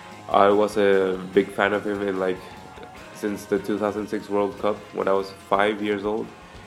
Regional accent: Peru; I'm from Peru.

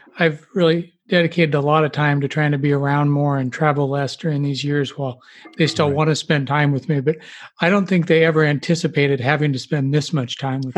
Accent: Lincoln, Nebraska, United States; I grew up in the Midwest in Lincoln, Nebraska

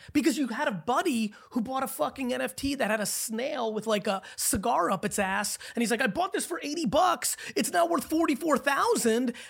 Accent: New Jersey, United States; also born or lived in Belarus; growing up in Jersey in the eighties

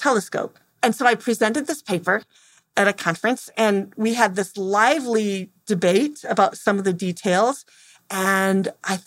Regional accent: Temperance, Michigan, United States; I'm from Temperance, Michigan

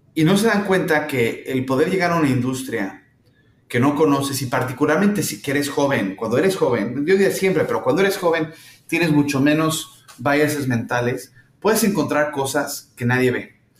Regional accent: Mexico; moved away as an adult; now in San Francisco, United States; yo soy mexicano, digo, viviendo aquí en San Francisco, pero soy mexicano

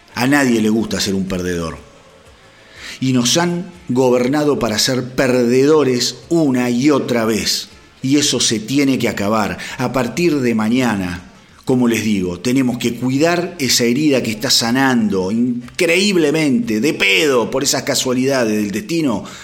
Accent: Argentina; como argentino

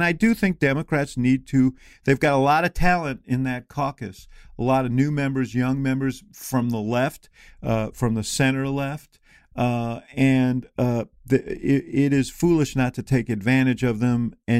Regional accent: Illinois, United States; What about someone like Adam Kinzinger from my home state of Illinois?

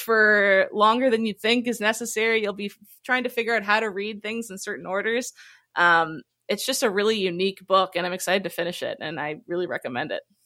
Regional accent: Halifax, Nova Scotia, Canada; I'm from Halifax, Nova Scotia

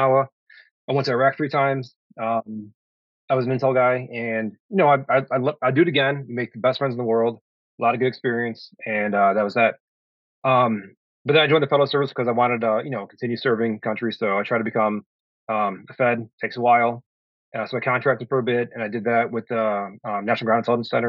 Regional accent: Crete, Illinois, United States; I'm from Crute, Illinois. It's a small town, south suburbs of Chicago

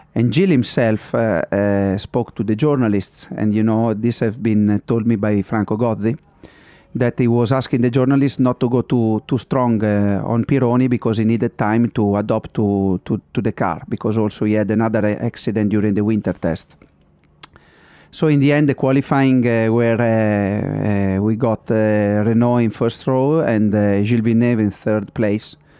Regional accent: Modena, Emilia-Romagna, Italy; English is a second language; I'm from Modena, I always been around in Ferrari

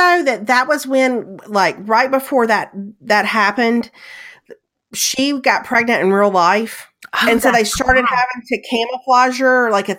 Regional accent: Mississippi, United States; born or raised there

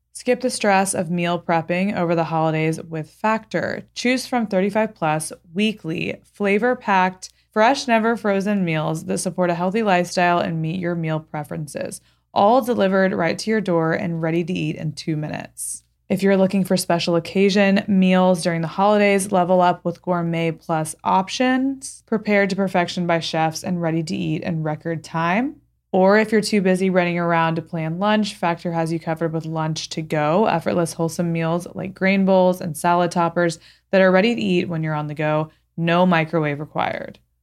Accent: Texas, United States; moved away; as a person who grew up in Texas, let's say, 'cause I don't live there anymore

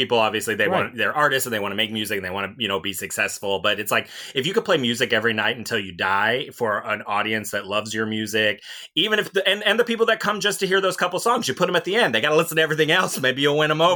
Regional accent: Ohio, United States; little lesbros growing up in Ohio

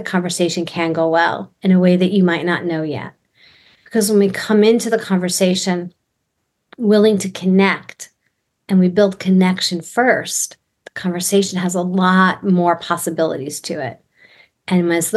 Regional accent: New York, United States; moved away as an adult; also born or lived in Texas; I'm from New York, so I grew up in Jewish New York homes where we overlap conversation

